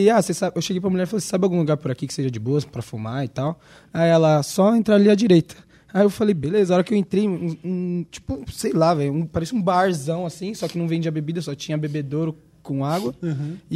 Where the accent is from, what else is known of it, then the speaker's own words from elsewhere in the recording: Brazil; Eu falei que sou do Brasil.